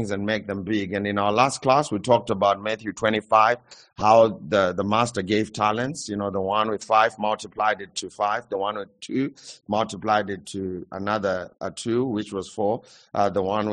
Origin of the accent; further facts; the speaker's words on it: Zimbabwe; I come from Zimbabwe